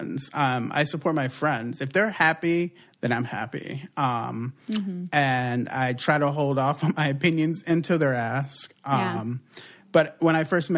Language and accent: English; East Coast, United States; moved away; also born or lived in Puerto Rico; growing up on the East Coast